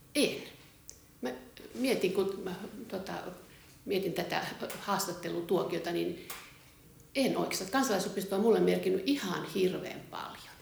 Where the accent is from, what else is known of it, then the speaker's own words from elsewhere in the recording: Laukaa, Central Finland, Finland; moved away as an adult; also born or lived in Espoo; mä oon syntyperäinen laukaalainen ja mä oon lukioaikaan ollut kansalaisopiston pukuompelussa.